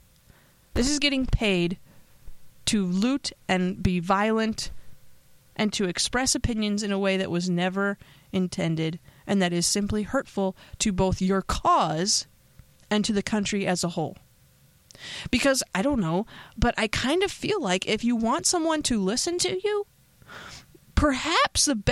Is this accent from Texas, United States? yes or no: no; Pennsylvania, United States; I know I'm from Pennsylvania